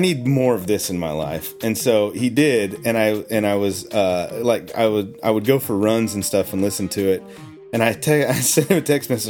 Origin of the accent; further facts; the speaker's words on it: Oklahoma, United States; I grew up in Oklahoma